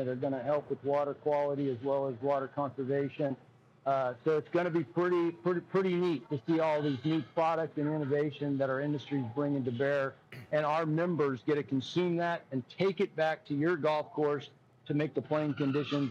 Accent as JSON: {"language": "English", "region": "Arizona", "country": "United States", "tie": "born or raised there", "said": "I grew up in Arizona, and it's a hot place"}